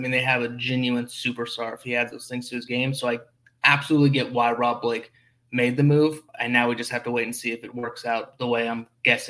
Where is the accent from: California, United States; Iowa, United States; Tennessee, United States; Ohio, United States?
California, United States; Lakewood; I grew up in Lakewood, which is, you know, like 30 minutes outside of Los Angeles.